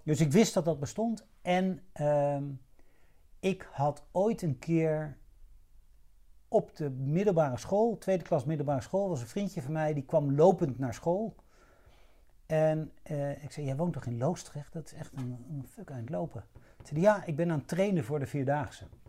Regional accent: Hilversum, North Holland, Netherlands; moved away as an adult; also born or lived in Rotterdam / Amsterdam / Kenya / Chad; now in Laren, Netherlands; Ik ben geboren in Rotterdam, en toen, eh, een beetje op mijn zesde, zevende, naar Hilversum verhuisd. En daar ben ik opgegroeid

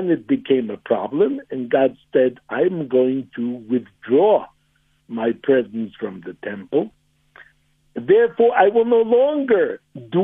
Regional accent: United States; now in Johannesburg, South Africa; I'm originally an American

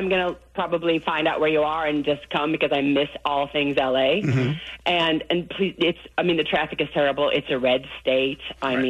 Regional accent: St. Louis, Missouri, United States; also born or lived in Los Angeles; now in Atlanta, United States; I'm originally from St. Louis.

